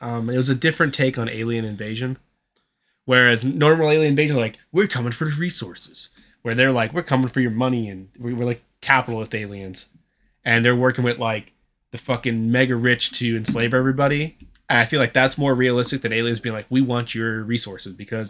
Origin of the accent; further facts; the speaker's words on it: Texas, United States; I'm a Texan.